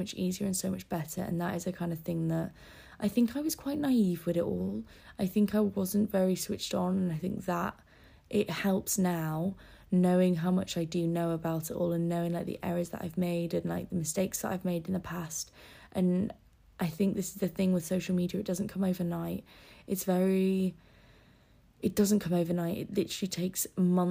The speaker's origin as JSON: {"language": "English", "town": "Scarborough", "region": "Yorkshire and the Humber", "country": "United Kingdom", "tie": "born or raised there", "moved": "yes", "said": "Scarborough will always be, like, a little comfort place, because it's my hometown."}